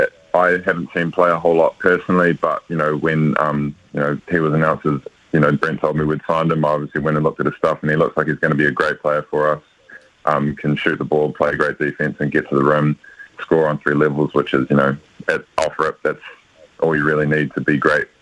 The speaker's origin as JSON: {"language": "English", "country": "New Zealand", "also_born_or_lived": "Washington, United States", "moved": "as an adult", "said": "being a Kiwi and going into an American environment"}